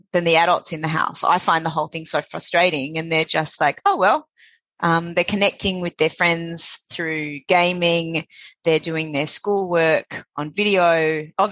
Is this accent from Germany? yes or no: no; Sydney, New South Wales, Australia; born in Sydney, born in Balmain. When it was a – quite rough working class suburb.